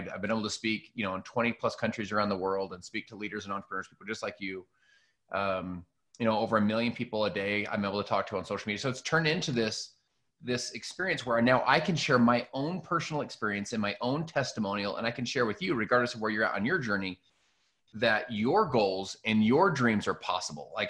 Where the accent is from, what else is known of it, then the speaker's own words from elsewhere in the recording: Salt Lake City, Utah, United States; I'm from Salt Lake City, Utah.